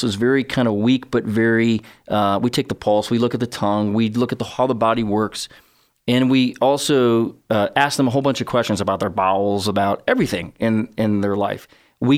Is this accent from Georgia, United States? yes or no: no; Chicago, Illinois, United States; I'm from Chicago